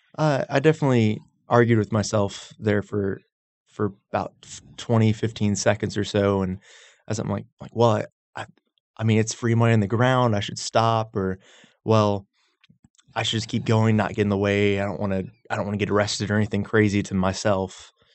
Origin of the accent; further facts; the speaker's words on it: Knoxville, Tennessee, United States; moved away; also born or lived in Roswell, Georgia; I grew up in Knoxville, but they moved down, so it's it's kind of a split